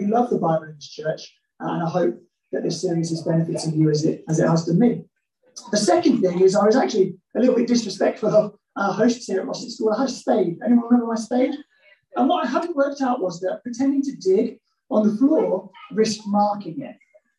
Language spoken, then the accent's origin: English; Midlands, United Kingdom; because I'm from the Midlands